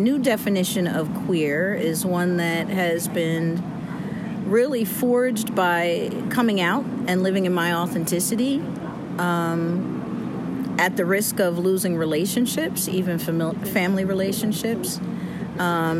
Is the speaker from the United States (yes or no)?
yes; New Jersey, United States; I'm from Jersey